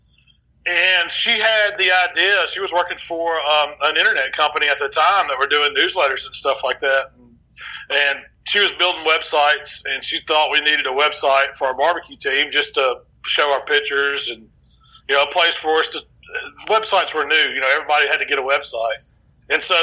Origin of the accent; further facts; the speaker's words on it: the South, Mississippi, United States; we're from the South, and our families, both of our families are, you know, centric around the kitchen